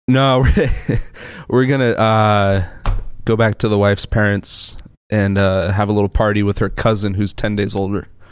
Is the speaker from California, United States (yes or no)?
yes; San Pedro, California, United States; moved away as an adult; now in Texas, United States; I'm from San Pedro